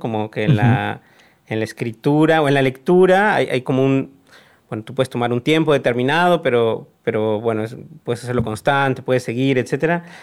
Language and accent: Spanish; Mexico; moved away as an adult; also born or lived in Argentina / Hong Kong; mi país de origen